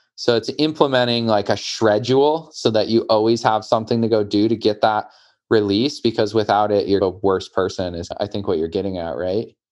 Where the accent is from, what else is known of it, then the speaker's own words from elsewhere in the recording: Michigan, United States; I grew up in Michigan.